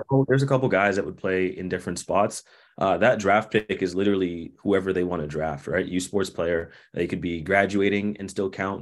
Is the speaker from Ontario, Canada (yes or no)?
yes; Toronto, Ontario, Canada; now in Winnipeg, Canada; I grew up in Toronto